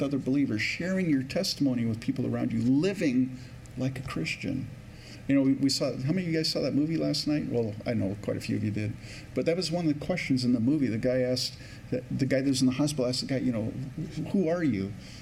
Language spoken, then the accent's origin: English; California, United States; now in Minnesota, United States; I grew up in California